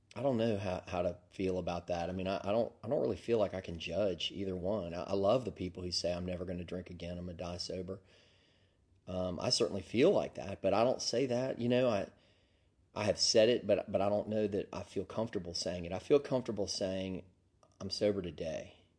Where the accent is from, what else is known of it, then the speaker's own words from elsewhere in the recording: Deep South, United States; accent: Southern; moved away; I grew up in the deep South